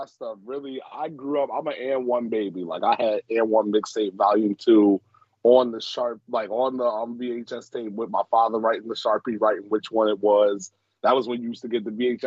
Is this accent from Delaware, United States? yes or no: no; New Jersey, United States; I'm from Jersey